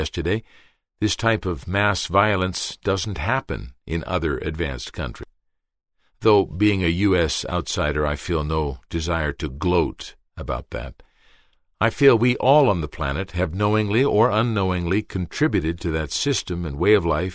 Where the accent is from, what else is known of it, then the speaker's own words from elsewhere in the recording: Canada; also born or lived in New York; I'm a Canadian, I lived 2 years in New York